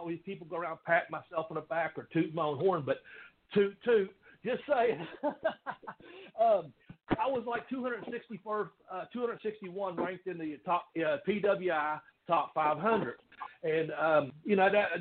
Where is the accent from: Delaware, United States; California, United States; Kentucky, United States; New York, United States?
Kentucky, United States; Ashland; growing up in Ashland back then was a lot different because it was a steel mill town